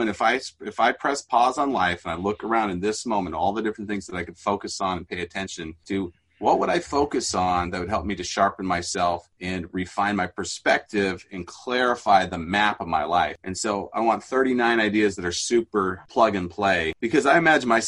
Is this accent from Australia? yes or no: no; Mexico; as a missionary kid in Mexico, had a very different childhood and upbringing.